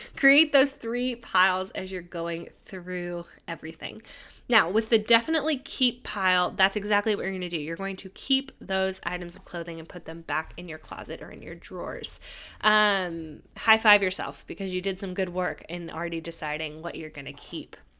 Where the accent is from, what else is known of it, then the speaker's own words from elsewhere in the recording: California, United States; moved away; I decided to temporarily move back to my home state of California